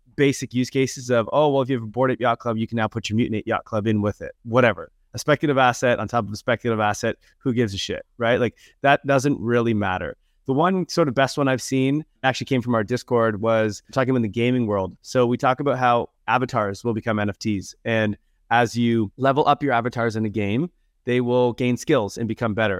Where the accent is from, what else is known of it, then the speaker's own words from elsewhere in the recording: Canada; accent: super Canadian; I'm from Canada